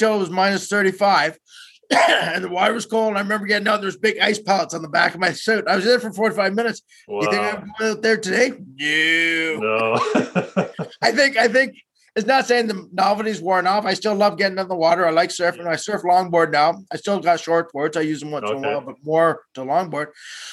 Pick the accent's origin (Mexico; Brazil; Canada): Canada; Sault Ste. Marie, Ontario; moved away as an adult; also born or lived in Guelph, Ontario; now in East Coast, Canada; I'm originally from just outside Sault Ste. Marie